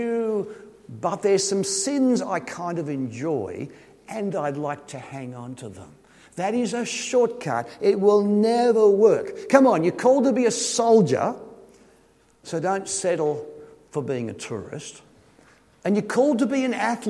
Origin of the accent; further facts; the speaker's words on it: Sydney, New South Wales, Australia; I come from Sydney. It's kind of a big city, and all our kids are city slickers